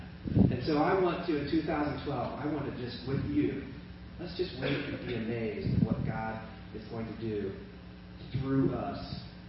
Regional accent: Kenya; I grew up in Kenya, and my parents were missionaries.

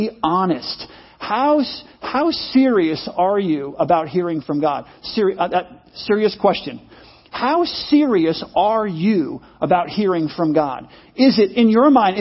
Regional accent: United States; I'm an American

